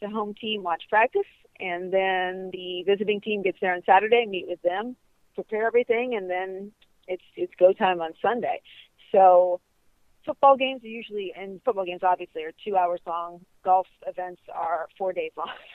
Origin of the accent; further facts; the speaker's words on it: Ohio, United States; now in Florida, United States; I grew up in Ohio